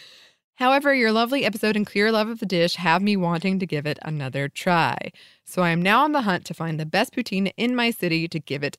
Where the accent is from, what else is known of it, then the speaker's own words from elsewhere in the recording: the South, United States; moved away as an adult; now in Canada; As an American living in Canada, I didn't like poutine when I first tried it. I grew up in the South